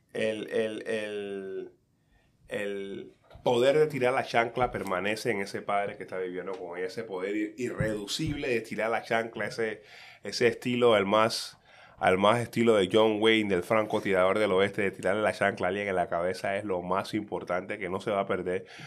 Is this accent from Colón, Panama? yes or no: yes; Colón, Panama; now in United States; mi infancia en Calle 7, en Colón